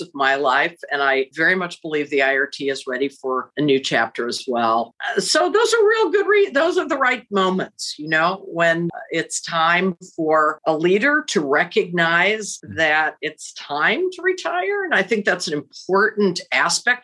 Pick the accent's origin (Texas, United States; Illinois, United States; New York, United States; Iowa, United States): Illinois, United States; Central; also born or lived in Chicago, Illinois; now in Indianapolis, United States; I was raised in Central Illinois